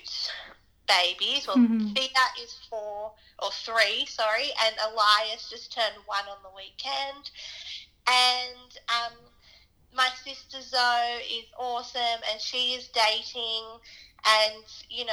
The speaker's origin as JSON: {"language": "English", "town": "Sydney", "region": "New South Wales", "country": "Australia", "tie": "born or raised there", "said": "I grew up in Sydney, New South Wales"}